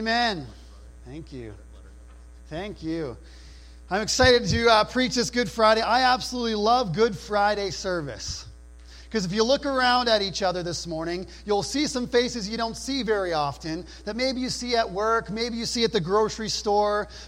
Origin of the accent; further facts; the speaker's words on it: New Brunswick, Canada; I grew up in New Brunswick